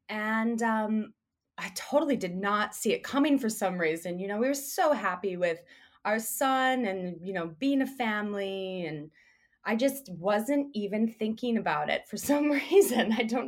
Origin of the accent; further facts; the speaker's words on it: United States; moved away as an adult; also born or lived in Chicago, Illinois / New York; now in Australia; I'm American. I grew up in Chicago and New York.